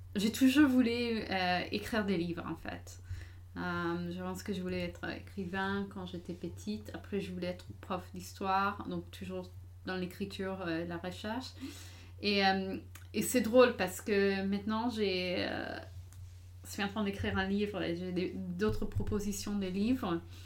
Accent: United States; moved away; j'ai grandi aux États-Unis

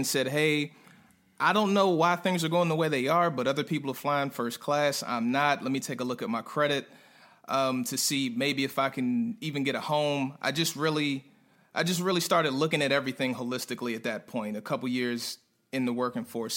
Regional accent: Prince George's County, Maryland, United States; moved away as an adult; also born or lived in North Carolina; I'm a guy from PG County, right outside of D.C. in Maryland

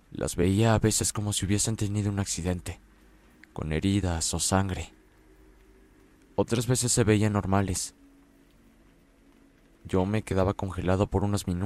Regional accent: Cuautla, Morelos, Mexico; Soy de Cuautla, Morelos.

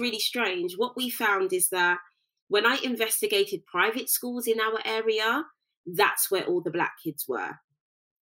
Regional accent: United Kingdom; I'm British born and bred

